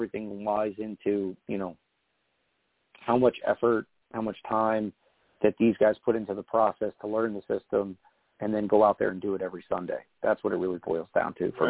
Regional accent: New Jersey, United States; I grew up in Jersey, and a lot of friends, Giants fans

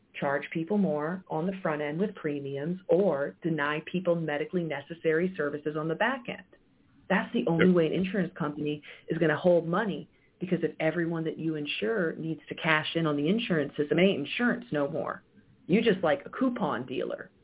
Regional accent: Cancer Alley, Louisiana, United States; I grew up in Cancer Alley

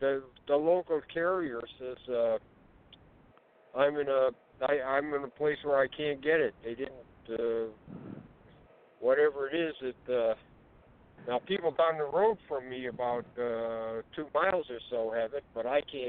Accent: Ohio, United States; born there; I was born in Ohio.

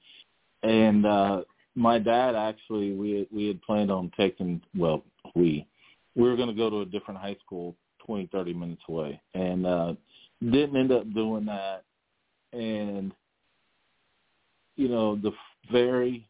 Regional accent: Lawrence, Kansas, United States; I was born in Lawrence, Kansas

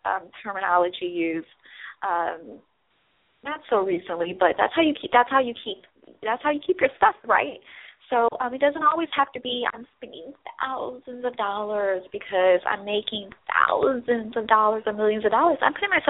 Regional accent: Midwest, United States; moved away; I'm from the Midwest

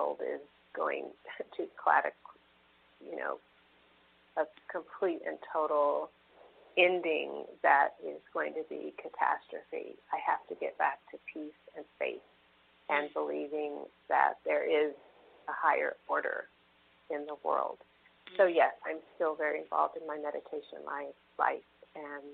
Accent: San Francisco, California, United States; growing up in San Francisco

